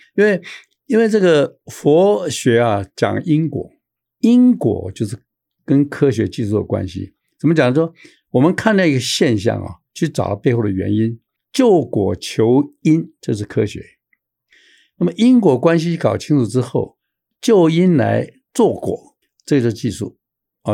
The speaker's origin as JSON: {"language": "Chinese", "country": "Taiwan", "said": "我们台湾人"}